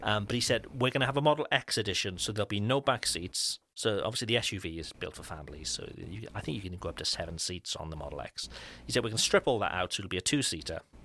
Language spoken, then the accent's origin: English; Cardiff, Wales, United Kingdom; far from my hometown in Cardiff